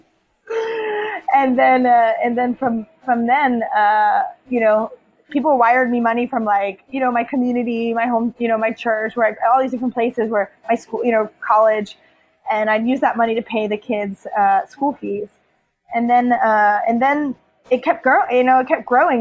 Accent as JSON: {"language": "English", "country": "United States", "tie": "born or raised there", "also_born_or_lived": "Liberia", "moved": "as an adult", "said": "I grew up in poverty in the United States"}